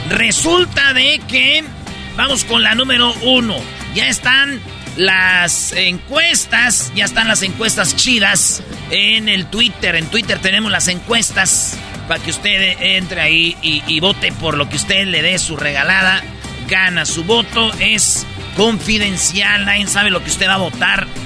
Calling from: San Jose, California, United States; Aquí de San José, California.

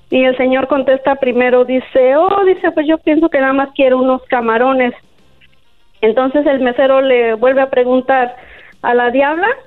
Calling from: California, United States; De Fort California.

